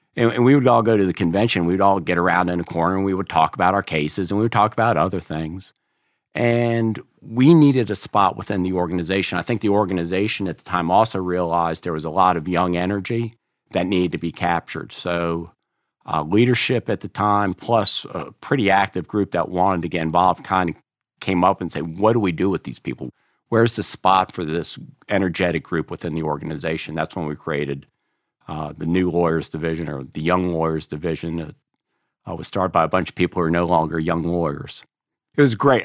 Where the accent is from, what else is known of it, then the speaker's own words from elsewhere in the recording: Cary, North Carolina, United States; I got a job in this law firm in Cary, which was my hometown